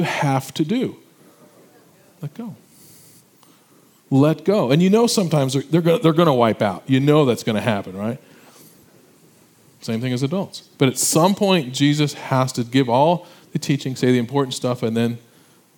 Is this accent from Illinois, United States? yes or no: yes; Illinois, United States; moved away as an adult; I'm from Illinois, I went back to my high school reunion